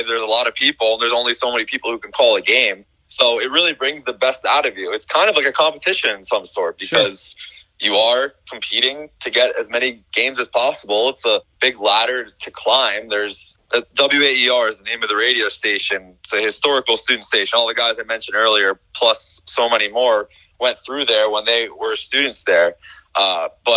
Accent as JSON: {"language": "English", "region": "South Florida", "country": "United States", "tie": "born or raised there", "also_born_or_lived": "Syracuse", "moved": "as an adult", "said": "I'm from South Florida. I joined our high school newspaper"}